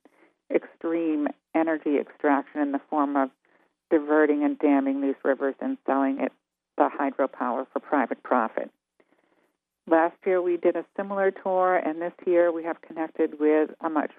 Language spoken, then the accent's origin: English; Plymouth, Massachusetts, United States; my hometown of Plymouth, Mass.